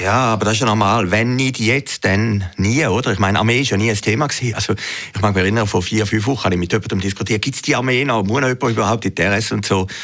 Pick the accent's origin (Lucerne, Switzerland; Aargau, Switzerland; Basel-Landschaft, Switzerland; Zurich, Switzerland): Zurich, Switzerland; Uhwiesen; als ich kleiner Bub war, bei uns in Uwiesen im Zürcher Wieland